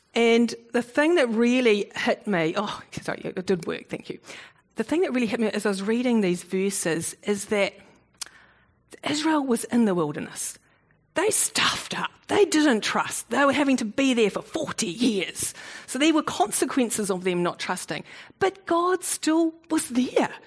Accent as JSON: {"language": "English", "country": "New Zealand", "also_born_or_lived": "South Africa", "said": "I, used to call myself a Kiwi Bok because I was born in South Africa and at the age of six I immigrated. So that's why I don't have a South African accent."}